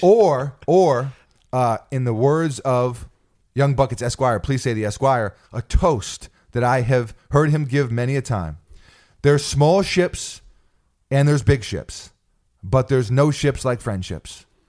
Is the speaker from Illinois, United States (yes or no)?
no; New York City, New York, United States; in New York City, we had our slang growing up